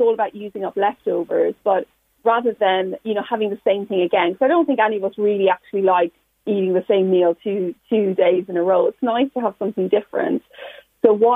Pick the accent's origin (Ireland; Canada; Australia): Ireland; when I was growing up in Ireland in like 80s and 90s